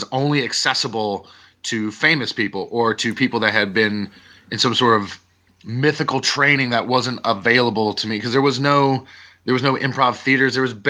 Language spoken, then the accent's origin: English; North Carolina, United States; My entire family's from Chicago, but I was born and raised in North Carolina.